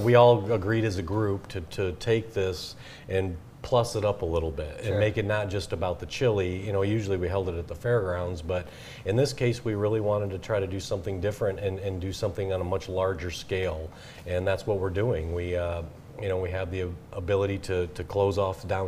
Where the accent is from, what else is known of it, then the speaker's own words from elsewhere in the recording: Michigan, United States; moved away as an adult; also born or lived in South Carolina; come back to Michigan, to come back to my hometown area